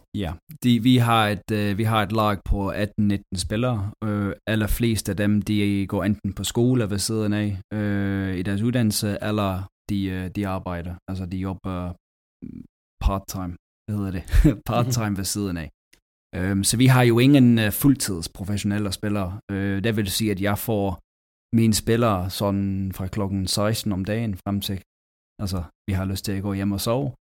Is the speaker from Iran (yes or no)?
no; England, United Kingdom; Danish is a second language; moved away as an adult; also born or lived in Denmark; Altså jeg kommer fra England